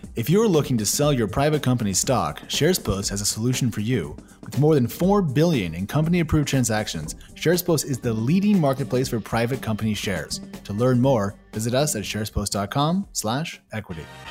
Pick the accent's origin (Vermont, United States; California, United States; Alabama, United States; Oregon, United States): Oregon, United States; moved away as an adult; I'm from Oregon, and I left there for a reason, and now I'm back